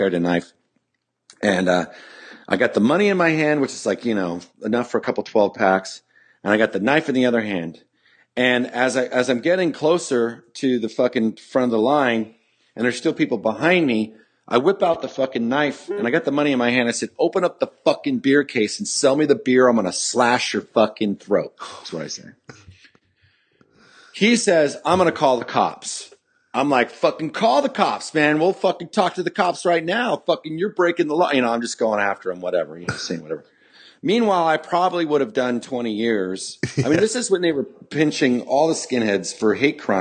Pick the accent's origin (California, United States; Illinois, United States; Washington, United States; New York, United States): California, United States; Campbell; I'm from Campbell